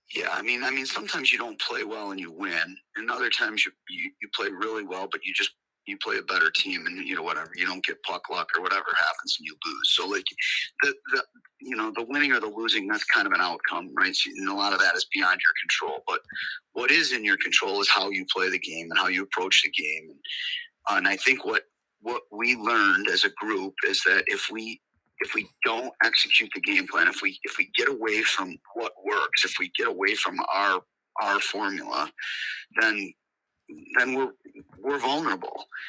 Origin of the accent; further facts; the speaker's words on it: Camillus, New York, United States; I'm born and raised in Camillus myself